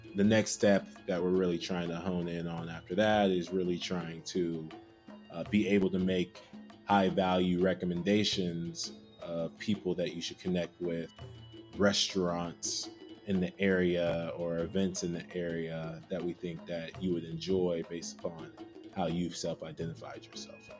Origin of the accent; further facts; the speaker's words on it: Houston, Texas, United States; also born or lived in Chicago / Austin / Lagos; now in Seattle, United States; I was born and raised in Houston